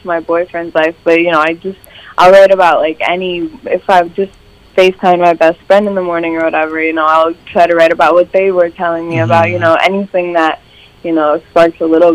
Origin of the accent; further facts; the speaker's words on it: Grand Rapids, Ohio, United States; moved away as an adult; also born or lived in Toledo, Ohio; now in Los Angeles, United States; I'm originally from Grand Rapids, the whole Toledo area, honestly. I've just like moved all around. I know the Northwest Ohio area like the back of my hand.